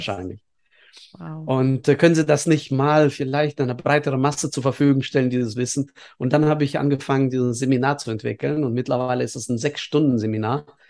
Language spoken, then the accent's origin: German; Estonia; now in Bielefeld, Germany; ich bin in der Sowjetunion aufgewachsen, äh, zum Glück in einem Teil Sowjetunions, was auch bis heute PISA-Land Nummer eins ist, was die Schulbildung anbetrifft. Das ist nämlich Estland